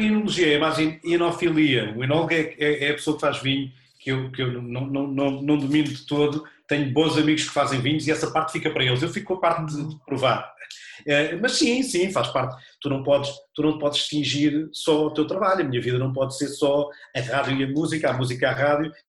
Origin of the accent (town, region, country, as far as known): Olhão, Algarve, Portugal; born or raised there; moved away